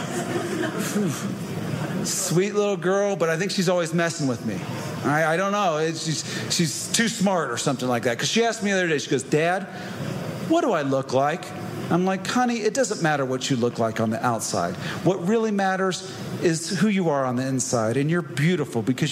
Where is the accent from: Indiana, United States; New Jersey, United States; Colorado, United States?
Indiana, United States; I grew up in Indiana, and my dad's a preacher